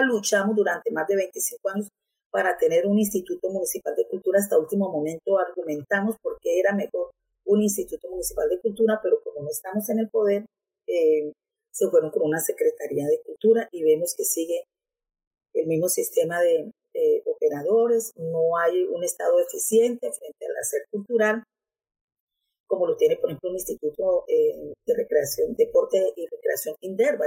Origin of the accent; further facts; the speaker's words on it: Barrancabermeja, Santander, Colombia; Soy nativa de este territorio, hija de, de Pablo José, que vino de Garzón Huila en el año 67, de Aura Rosa Taborda, que vino de Viterbo Rizaralda, se conocieron acá, se casaron, se enamoraron tuvieron cuatro hijos todos nacidos aquí en Barranca Bermeja